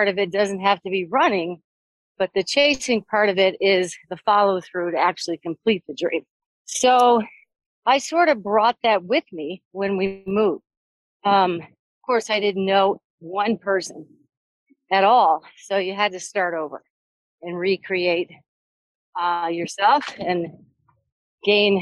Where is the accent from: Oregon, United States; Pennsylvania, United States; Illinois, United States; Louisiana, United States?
Illinois, United States; Deerfield; also born or lived in New Jersey; now in Jackson, United States; I grew up in a suburb of Chicago, Deerfield, Illinois